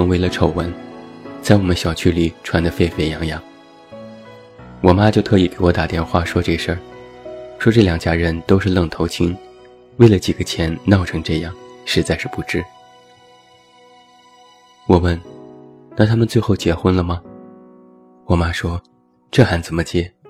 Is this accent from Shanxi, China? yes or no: yes; Taiyuan, Shanxi, China; 我的家乡山西太原，彩礼前十几万其实都是平均价格。